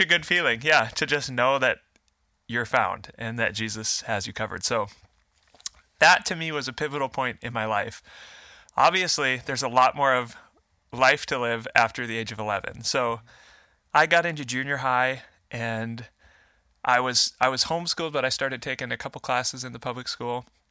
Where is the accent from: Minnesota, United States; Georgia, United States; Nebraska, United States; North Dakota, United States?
North Dakota, United States; Fargo; I'm a Fargo, Fargo native, born and raised.